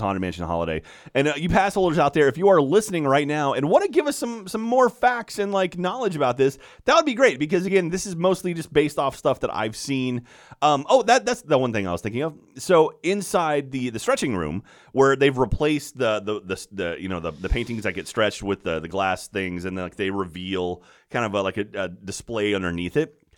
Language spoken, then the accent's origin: English; United States; I'm an American in Paris.